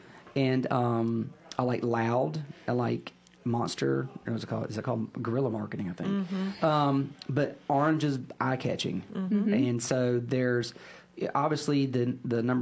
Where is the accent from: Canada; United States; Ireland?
United States; Statesville, North Carolina; I was born and raised in Statesville.